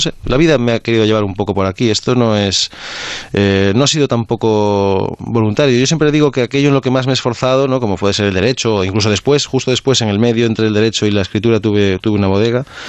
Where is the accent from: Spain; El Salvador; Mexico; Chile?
Spain; Galicia; yo que soy mm, de Galicia